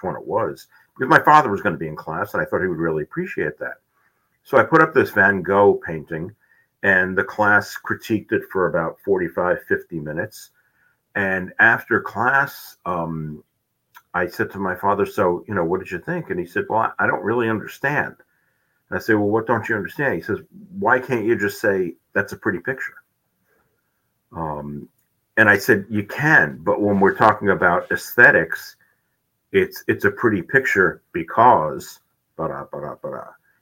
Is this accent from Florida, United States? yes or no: no; New York City, New York, United States; moved away as an adult; also born or lived in South Dakota; I grew up in New York City